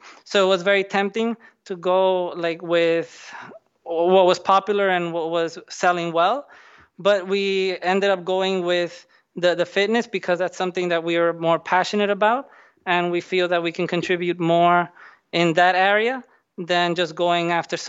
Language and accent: English; Dominican Republic; moved away as an adult; also born or lived in New Jersey, United States; So I grew up in the Dominican Republic, and I did all my schooling and everything there. But then I went to the U.S., to New Jersey, to do my university.